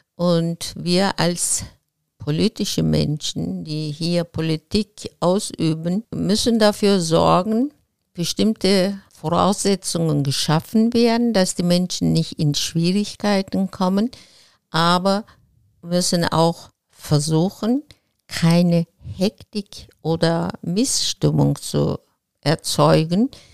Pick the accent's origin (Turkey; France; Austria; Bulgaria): Turkey; Izmir; German is a second language; moved away as an adult; also born or lived in Regensburg, Germany; now in Remscheid, Germany; Ich bin in Izmir geboren